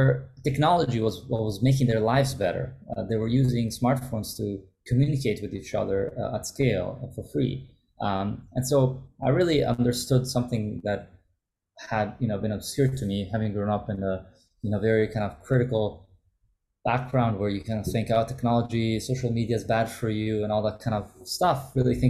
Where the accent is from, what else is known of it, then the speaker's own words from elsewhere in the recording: Italy; English is a second language; Look, my background is an Italian. I grew up in Italy, but also grew up in other countries. I went to international school